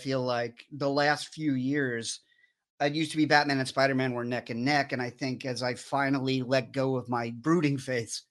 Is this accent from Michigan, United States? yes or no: no; New York City, New York, United States; moved away; also born or lived in Astoria, Queens; I'm originally from Queens. I'm from Rockaway Beach and lived in Astoria for a long time